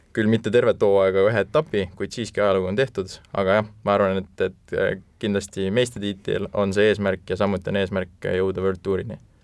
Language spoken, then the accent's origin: Estonian; Estonia; me oleme ikka eestlased